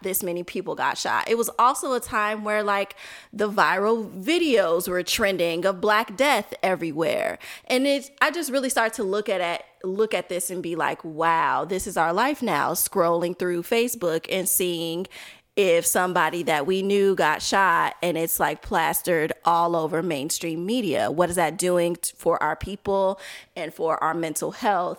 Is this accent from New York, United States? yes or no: no; Chicago, Illinois, United States; also born or lived in Milwaukee / Washington, D.C.; I'm from Chicago